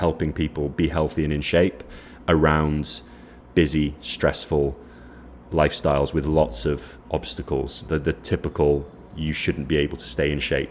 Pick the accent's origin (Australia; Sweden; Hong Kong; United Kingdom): United Kingdom; Wales; now in Lisbon, Portugal; I grew up in Wales